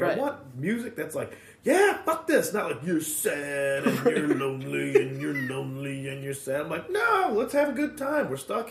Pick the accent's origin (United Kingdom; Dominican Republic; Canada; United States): United States; Addison, Illinois; Chicagoland area, suburbs.